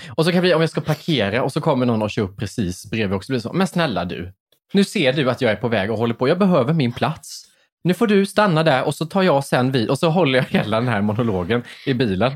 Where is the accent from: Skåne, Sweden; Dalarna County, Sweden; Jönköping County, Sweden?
Jönköping County, Sweden; Värnamo; jag körde till McDonalds i min hemstad